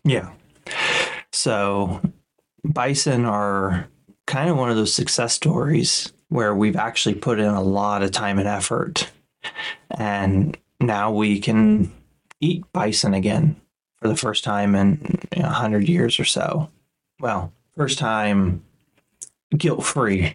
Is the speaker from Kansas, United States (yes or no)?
yes; Kansas, United States; growing up in Kansas